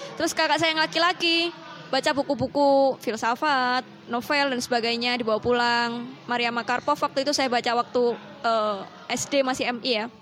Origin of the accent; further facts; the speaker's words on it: Sidoarjo, East Java, Indonesia; now in Jombang, Indonesia; Asli, saya dari Sidoarjo sih, tapi karena menetap di Jombang